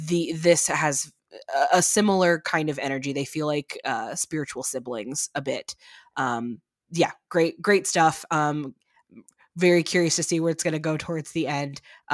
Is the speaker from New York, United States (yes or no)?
no; Chicago, Illinois, United States; I'm from Chicago originally, so The Bear hits a very big sweet spot for me